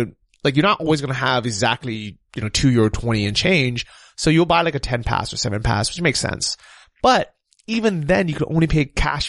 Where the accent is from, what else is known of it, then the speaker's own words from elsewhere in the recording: United States; moved away as an adult; now in Ukraine; growing up in the US